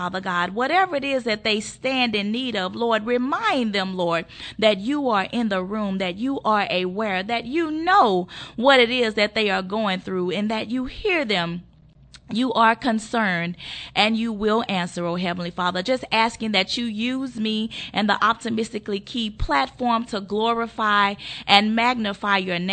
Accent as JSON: {"language": "English", "town": "Monroe", "region": "Louisiana", "country": "United States", "tie": "born or raised there", "said": "I'm from a small town called Monroe, Louisiana. I grew up on the South Side"}